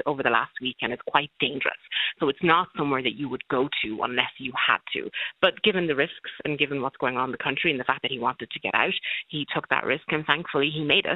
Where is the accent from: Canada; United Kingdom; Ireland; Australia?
Ireland; Castlebar, Connacht; moved away as an adult; also born or lived in Sudan; now in Dublin, Ireland; I've lived here since I was 3 years old. He's an obstetrician. I grew up in Castlebar